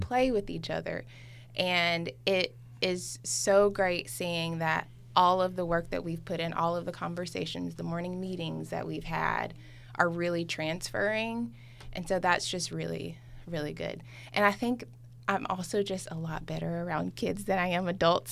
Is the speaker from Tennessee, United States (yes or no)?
yes; Memphis, Tennessee, United States; moved away; I was at home in my hometown in Memphis